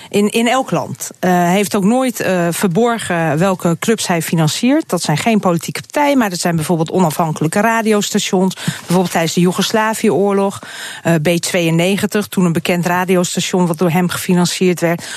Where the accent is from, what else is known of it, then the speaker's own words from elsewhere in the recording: Hungary; now in Netherlands; ik ben natuurlijk daar in dat land geboren. Ik heb twee ouders die Hongaars zijn